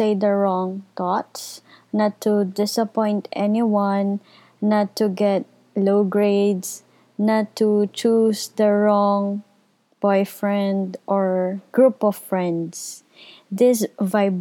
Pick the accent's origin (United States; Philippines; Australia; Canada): Philippines; I am from the Philippines